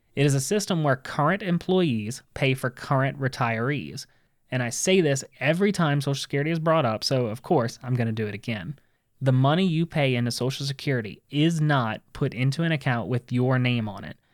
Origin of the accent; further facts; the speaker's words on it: United States; we as American citizens